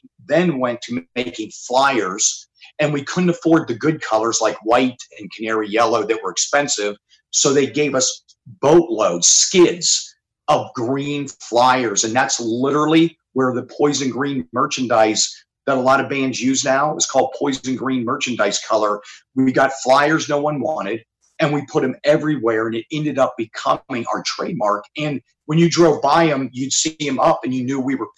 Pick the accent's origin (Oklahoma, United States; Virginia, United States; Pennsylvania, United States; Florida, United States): Pennsylvania, United States; Mechanicsburg; moved away; also born or lived in Pittsburgh, Pennsylvania / Butler, Pennsylvania; I grew up in Mechanicsburg, Pennsylvania, but I was originally born in Pittsburgh and Butler